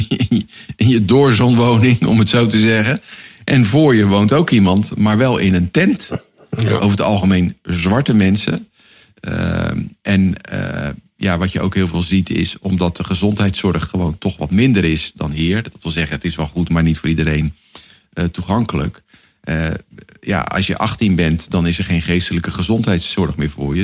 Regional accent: Netherlands

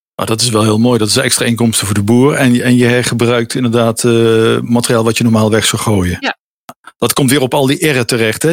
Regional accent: Netherlands; als Nederlander

